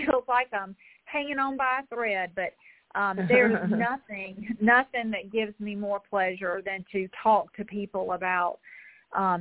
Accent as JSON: {"language": "English", "town": "Augusta", "region": "Georgia", "country": "United States", "tie": "born or raised there", "lives_now": "North Augusta, United States", "said": "I grew up in Augusta, Georgia"}